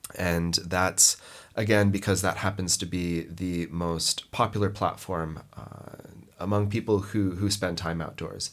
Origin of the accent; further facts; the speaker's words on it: Montana, United States; moved away; also born or lived in Lebanon; I grew up in Montana in the United States